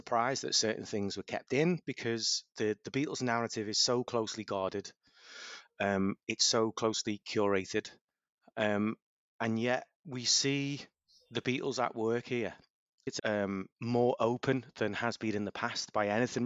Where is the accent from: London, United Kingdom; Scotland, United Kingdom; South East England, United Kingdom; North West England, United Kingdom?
North West England, United Kingdom; Ellesmere Port; also born or lived in Liverpool; I'm from a little town called Ellesmere Port, which is the home of the Vauxhall Astra and Europe's largest oil refinery